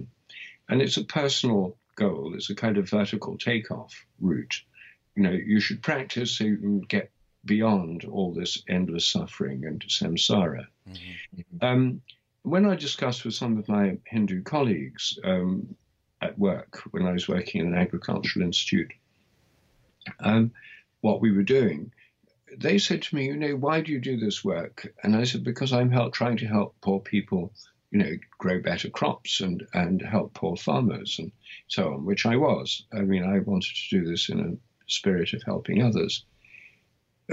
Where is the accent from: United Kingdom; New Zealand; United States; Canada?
United Kingdom; England; I'm English.